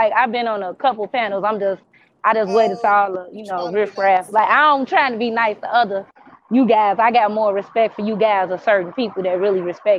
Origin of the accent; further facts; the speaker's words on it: Midwest, United States; Oh, I'm from the Midwest.